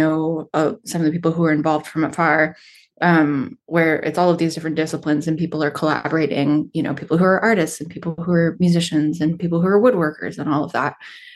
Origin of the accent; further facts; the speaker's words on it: Stockton, California, United States; Well, I feel like I've kind of lived in Stockton in three very different phases of its existence. So I moved here when I was pretty little.